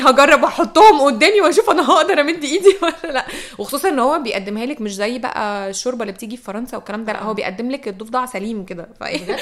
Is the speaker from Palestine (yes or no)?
no; Egypt; قلت ايجيبت